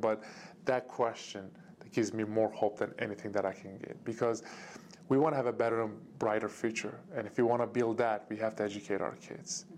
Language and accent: English; Turkey; moved away; my home country, Turkey